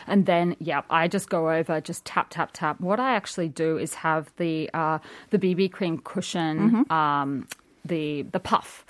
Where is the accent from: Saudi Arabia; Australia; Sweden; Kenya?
Australia; being Australian